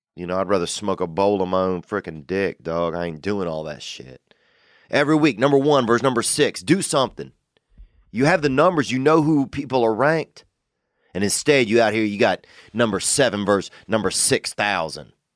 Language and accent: English; Covington, Louisiana, United States; from Covington, Louisiana, and that's my hometown